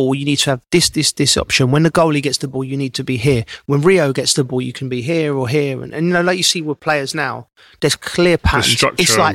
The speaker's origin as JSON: {"language": "English", "region": "England", "country": "United Kingdom", "said": "As an Englishman"}